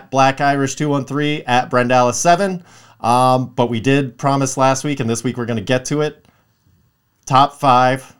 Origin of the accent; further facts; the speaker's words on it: Los Angeles, California, United States; I'm Los Angeles, Southern California my entire life.